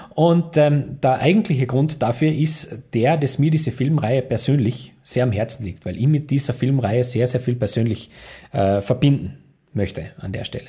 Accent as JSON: {"language": "German", "country": "Austria", "said": "bei uns in Österreich"}